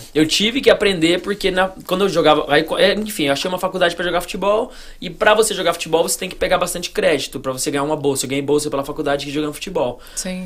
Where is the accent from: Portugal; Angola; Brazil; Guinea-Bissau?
Brazil; Goiânia, Goiás; moved away as an adult; now in Miami, United States; eu fui criado no Brasil, em Goiânia, dos 3 aos 18.